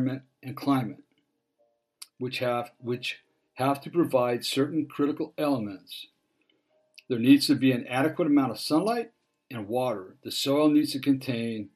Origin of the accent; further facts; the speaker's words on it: Dana Point, California, United States; I grew up in Dana Point, and up on the hill there's a water tower up on Golden Lantern.